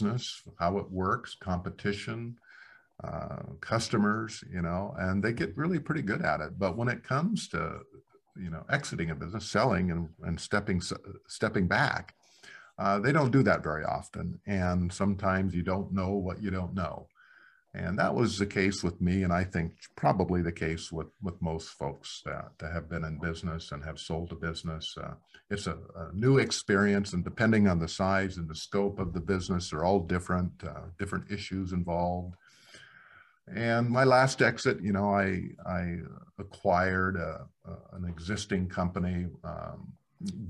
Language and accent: English; Black Hills, South Dakota, United States; I come from the Black Hills in South Dakota. So yeah. Very small community.